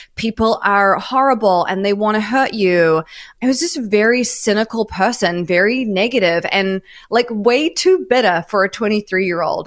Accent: New Zealand; moved away as an adult; also born or lived in Melbourne, Australia / New York, United States; now in Los Angeles, United States; I'm from New Zealand originally

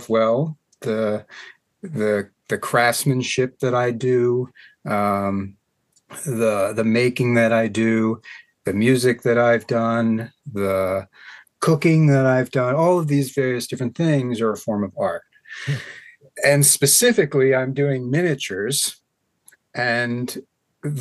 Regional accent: Hampstead, Maryland, United States; also born or lived in Baltimore, Maryland; I was born in Baltimore, but raised in Carroll County on a little farm in Hampstead

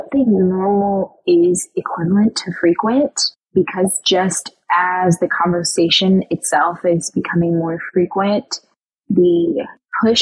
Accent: Michigan, United States; moved away as an adult; now in Brooklyn, United States; I am born and raised in Michigan, but I currently live in Brooklyn, New York.

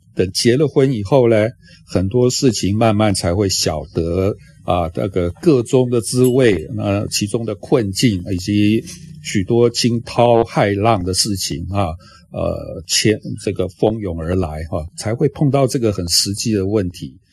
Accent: Taiwan; 我们台湾这边

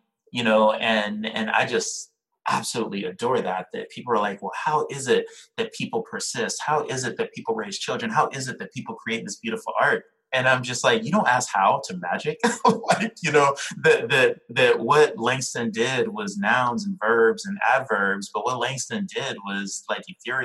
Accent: Liberia; now in New York City, United States; I'm Liberian, I'm from Liberia

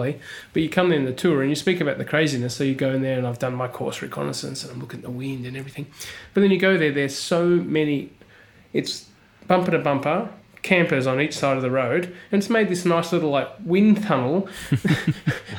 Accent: Australia; I was born in the desert in Australia

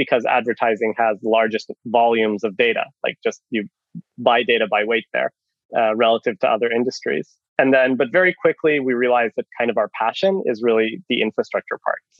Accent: Israel; moved away as an adult; also born or lived in Canada; now in Finland; I'm Canadian originally. I was born in Canada, moved to Israel when I was 10, grew up in Israel, did the army

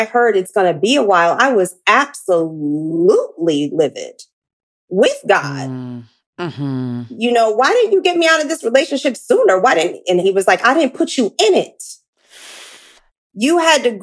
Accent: Philadelphia, Pennsylvania, United States; now in Los Angeles, United States; I'm from Philly.

